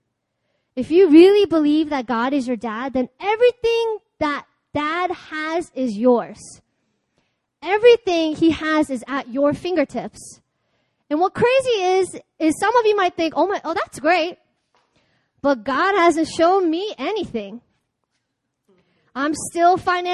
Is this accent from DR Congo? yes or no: no; Baltimore, Maryland, United States; moved away; I'm from Baltimore